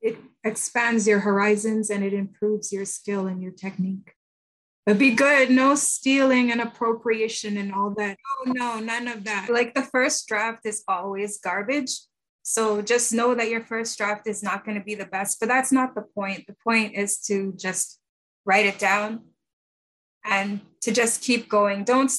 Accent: Jamaica; now in Canada; I'm not the same as a Jamaican in Canada as I would be if I were still on the island.

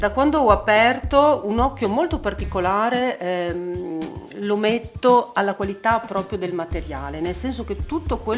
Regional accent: Udine, Friuli-Venezia Giulia, Italy; Sì, sì, sì, sono nata, cresciuta a Udine, anche se appunto soprattutto il teatro mi ha portato un po' a girare per l'Italia e per il mondo, ho studiato un po' a Milano

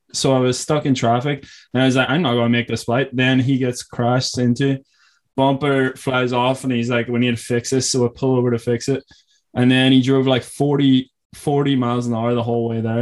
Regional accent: Ireland; also born or lived in California; I'm still living on parents here. Like, back in Ireland, because I came back from California

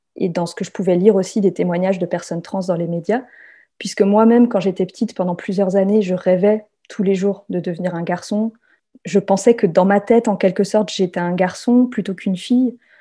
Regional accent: France; also born or lived in south-west France; Je suis française

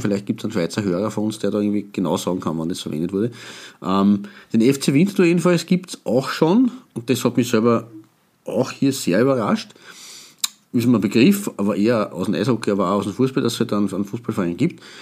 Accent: Austria; wir als Österreicher

